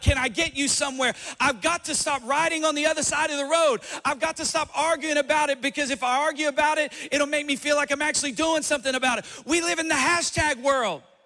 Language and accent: English; Johnson City, Tennessee, United States; i said johnson city tennessee